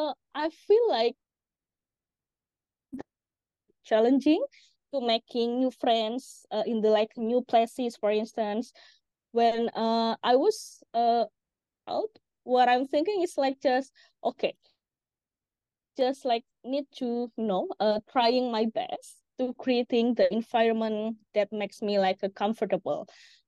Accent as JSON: {"language": "English", "region": "Jakarta", "country": "Indonesia", "said": "Actually, I'm from Jakarta."}